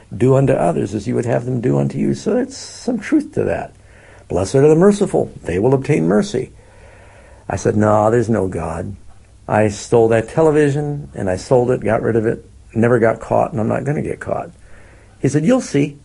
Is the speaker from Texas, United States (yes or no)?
no; New York, United States; now in Northern California, United States; I'm from New York